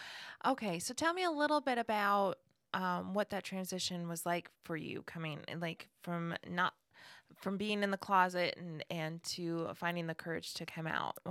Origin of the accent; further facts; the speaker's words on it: Wisconsin, United States; There's a lot of little Midwest towns like that. Yes. I grew up in Wisconsin. I saw a lot of that.